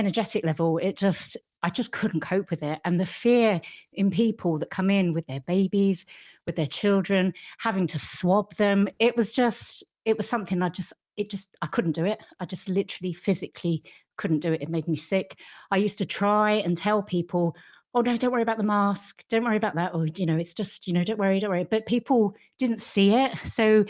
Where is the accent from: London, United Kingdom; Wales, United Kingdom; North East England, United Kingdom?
London, United Kingdom; moved away as an adult; also born or lived in west of Ireland; now in Ireland; I was born in London, but we moved here. We live in Kilchmyre, the west of Ireland, and we moved here about 20 years ago now